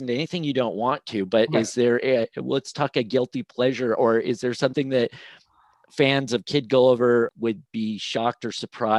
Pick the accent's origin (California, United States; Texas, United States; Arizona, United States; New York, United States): California, United States; Southern; I grew up in Southern California